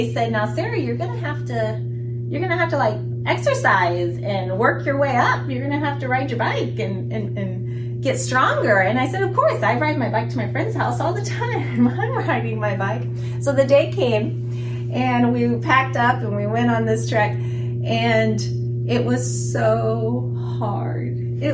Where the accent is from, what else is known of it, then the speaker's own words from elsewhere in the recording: Guinea; I remembered back in my teen years, I lived in Guinea, West Africa. Some of you guys knew that. I grew up in Africa